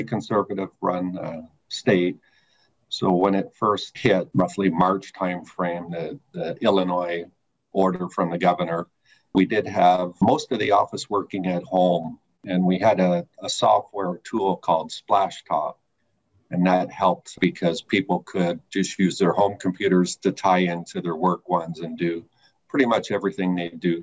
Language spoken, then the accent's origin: English; Eastern Canada, Canada; now in United States; I'm originally from Eastern Canada and been in the States since 1997.